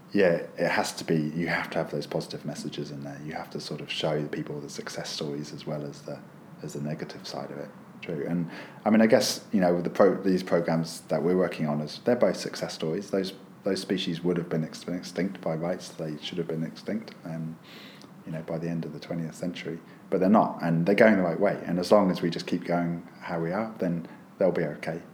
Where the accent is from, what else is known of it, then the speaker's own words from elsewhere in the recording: United Kingdom; moved away as an adult; also born or lived in United States; now in New Zealand; as a kid growing up in the UK